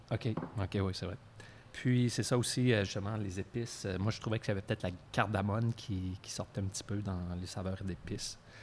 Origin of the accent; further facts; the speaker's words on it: Quebec City, Quebec, Canada; moved away; je viens aussi de Québec à l'origine